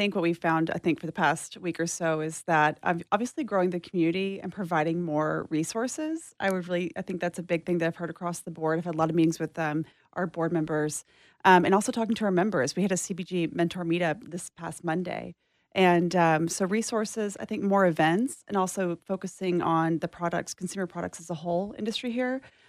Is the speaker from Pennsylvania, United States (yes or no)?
no; Texas, United States; I'm originally from East Texas, mm-hmm. So you can hear an accent kind of sometimes.